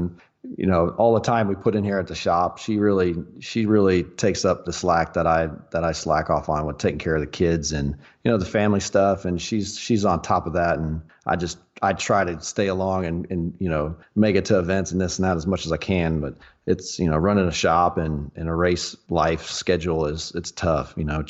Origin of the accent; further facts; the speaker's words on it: Southlake, Texas, United States; I was born and raised here in the Dallas Fort Worth area, right in between, or kind of right in the middle. Little town called Southlake.